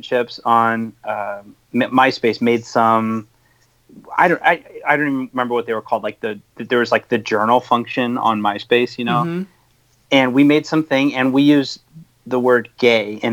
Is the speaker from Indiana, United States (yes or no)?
yes; South Bend, Indiana, United States; moved away; also born or lived in northern Michigan; I grew up in South Bend and Indiana